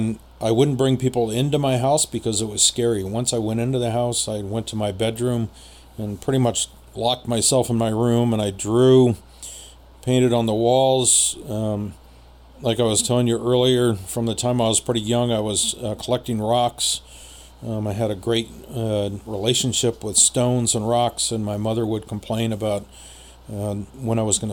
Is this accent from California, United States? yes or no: yes; San Jose, California, United States; also born or lived in Los Angeles; the house that I grew up in San Jose